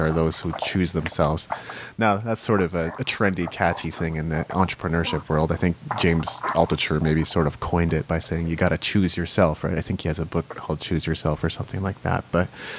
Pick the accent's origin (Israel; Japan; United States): Japan; moved away; I grew up in Japan. That's why I speak Japanese